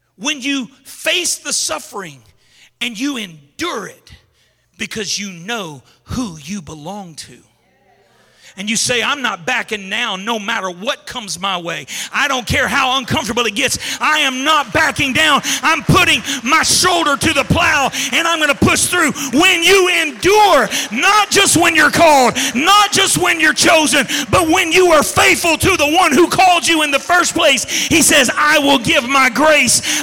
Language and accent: English; Baton Rouge, Louisiana, United States; I grew up in Zion City in Baton Rouge.